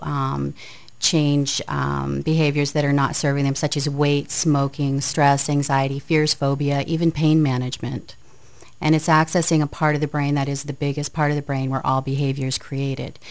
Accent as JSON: {"language": "English", "area": "Aroostook County", "region": "northern Maine", "country": "United States", "tie": "born or raised there", "also_born_or_lived": "Lewiston-Auburn, Maine", "said": "I'm from Maine. I'm from northern Maine. I actually grew up in the county, so I'm a county girl."}